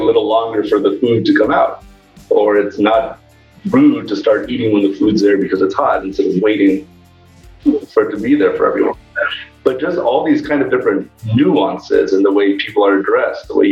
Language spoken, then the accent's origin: English; outside of the San Diego area, Southern California, United States; moved away as an adult; also born or lived in Cambridge, Massachusetts; Grew up in Southern California, originally outside of the San Diego area, where was raised by my single mom